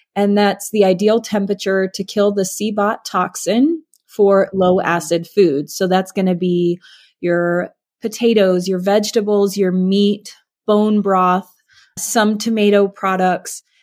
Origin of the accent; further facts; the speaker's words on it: Alaska, United States; I grew up in Alaska